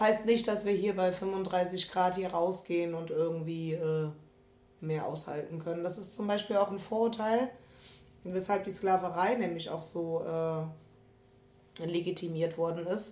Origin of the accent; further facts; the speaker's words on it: Germany; ich bin aus dem Rheinland, nur weil wir Karneval feiern